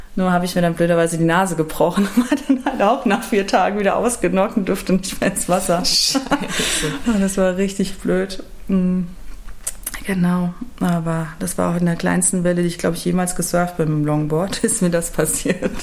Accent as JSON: {"language": "German", "region": "Rhineland-Palatinate", "country": "Germany", "moved": "yes", "lives_now": "Cologne, Germany", "said": "ich komme aus der Pfalz"}